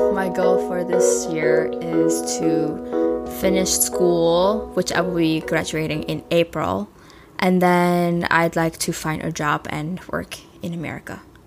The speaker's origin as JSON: {"language": "English", "country": "Cambodia", "tie": "born or raised there", "moved": "yes", "lives_now": "United States", "said": "I grew up in Cambodia"}